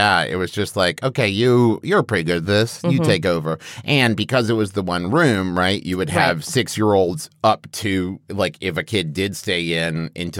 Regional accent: West Virginia, United States; Especially, growing up in West Virginia.

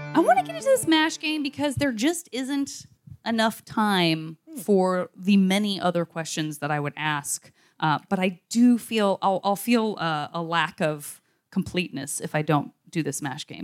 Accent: Arizona, United States; I'm from Arizona. I'm only from dry places

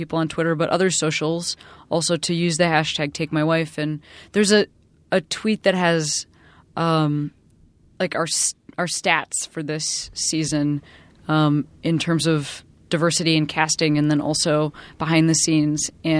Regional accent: Chicago, Illinois, United States; Because I am also from Chicago and I'm currently sweeping

